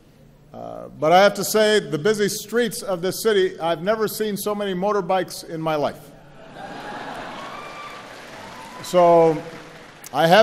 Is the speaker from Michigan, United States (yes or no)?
no; Hawaii, United States; when I was growing up in Hawaii